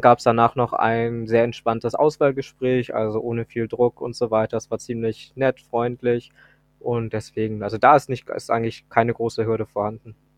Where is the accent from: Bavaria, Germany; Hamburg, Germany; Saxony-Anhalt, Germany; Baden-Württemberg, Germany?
Hamburg, Germany; ich komme aus Hamburg